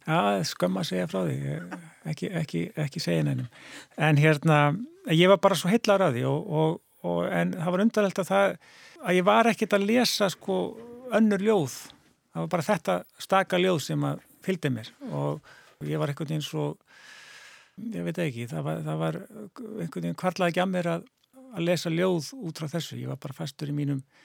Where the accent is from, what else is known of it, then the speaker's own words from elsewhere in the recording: Reykjavík, Capital Region, Iceland; ég sko ólst upp í Reykjavík og bjóð hér til 12 aldus